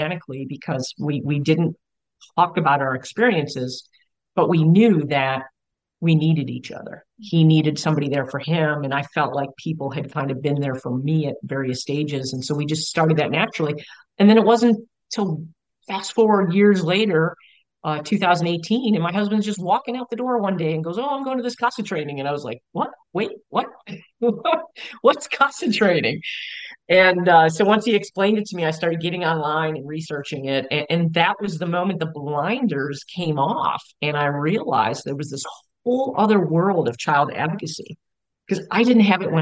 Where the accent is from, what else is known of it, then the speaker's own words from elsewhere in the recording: Buffalo, New York, United States; now in San Antonio, United States; I grew up in Buffalo, New York, 70s, 80s